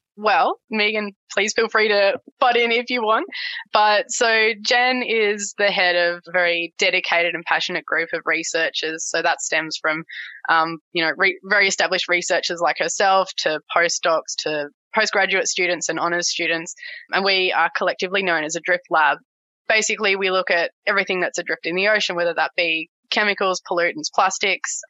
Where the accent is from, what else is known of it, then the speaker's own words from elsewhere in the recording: Tasmania, Australia; also born or lived in King Island; now in Brisbane, Australia; growing up in Tassie, being Tassie born and bred